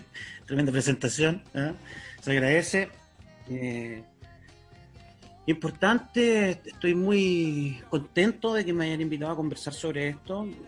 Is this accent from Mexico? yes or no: no; San Vicente, Biobío, Chile; also born or lived in Talcahuano; Eh, yo soy de Calcahuano … Me crié en San Vicente.